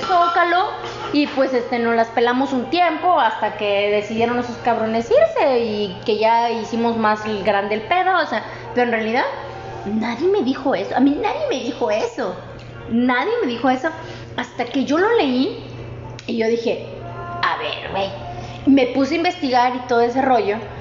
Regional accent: Mexico

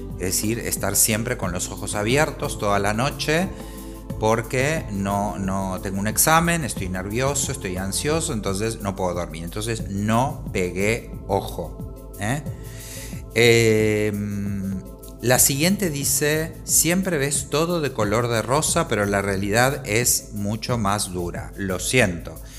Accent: Argentina; moved away as an adult; now in Spain; soy argentino, aunque vivo en España desde hace varios años

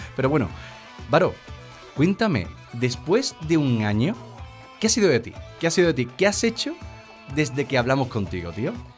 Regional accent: Seville, Andalusia, Spain; soy de Sevilla

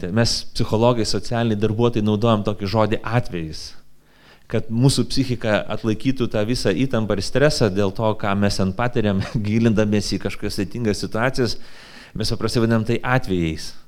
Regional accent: Lithuania; aš 44 metus gyvenu Lietuvoje

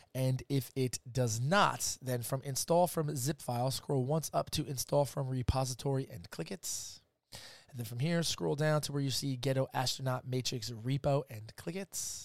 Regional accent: New Jersey, United States; I'm from Jersey

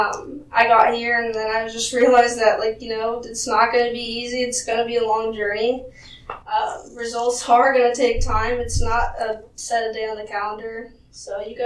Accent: Costa Rica; moved away; I was from Costa Rica

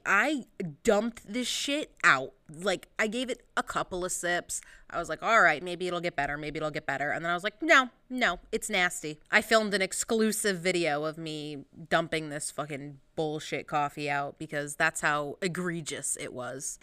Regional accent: United States; I'm, I'm American

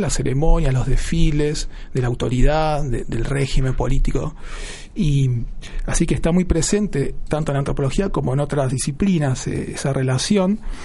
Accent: Buenos Aires, Argentina; yo nací en Buenos Aires

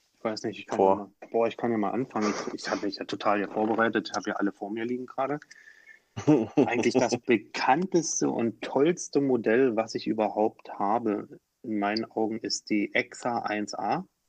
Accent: Dresden, Saxony, Germany; moved away; also born or lived in Heidelberg; aus meiner Heimat, ja, aus Dresden

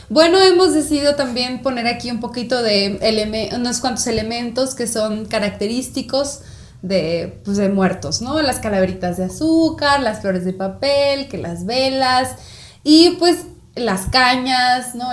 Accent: northern Mexico border, Mexico; yo estoy muy orgullosa de mi, de mi identidad fronteriza, ¿no? O sea, yo me pienso como fronteriza

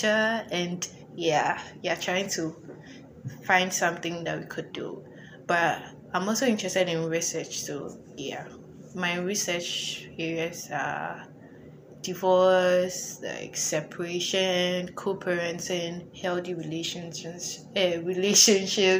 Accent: Ghana; moved away as an adult; now in United States; I'm an international student. I'm from Ghana, and it's also my first time being in the U.S.

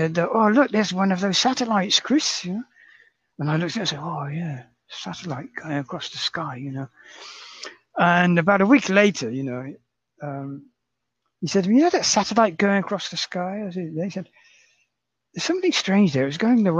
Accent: Reading, South East England, United Kingdom; moved away as an adult; also born or lived in London; now in Osaka, Japan; my hometown of Reading

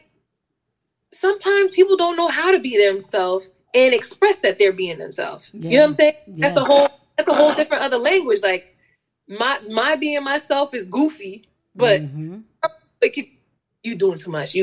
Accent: upstate New York, United States; I'm a upstate New Yorker

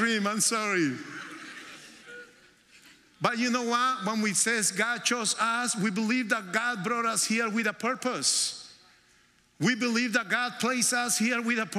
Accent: Colombia; English is a second language; moved away as an adult; also born or lived in New York, United States; now in United States; we came to the United States in 1998 to New York. And we are originally from Colombia

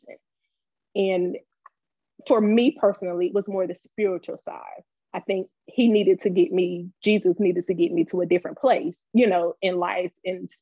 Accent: Wilson, North Carolina, United States; moved away as an adult; now in Charlotte, United States; I am from North Carolina, originally Wilson, North Carolina

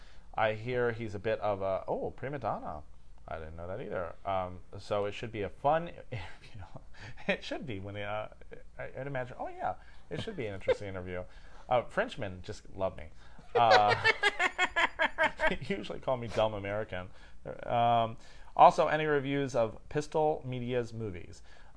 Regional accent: Australia; I'm from Australia. He'll know it.

